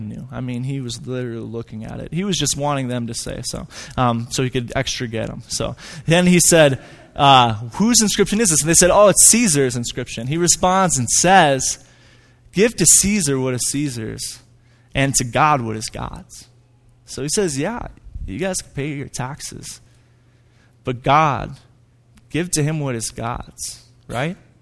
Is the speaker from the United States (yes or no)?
yes; Hudson, Wisconsin, United States; moved away as an adult; now in Flagstaff, United States; I grew up in Hudson, Wisconsin.